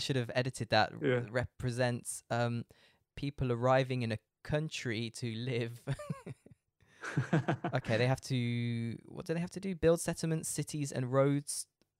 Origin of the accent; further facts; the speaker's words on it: Leicester, East Midlands, United Kingdom; I did find that on Wikipedia, but I'm not American, so I said Cluedo. it was invented in Birmingham in England in 1943. There you go. Birmingham is quite near where I'm from in Leicester.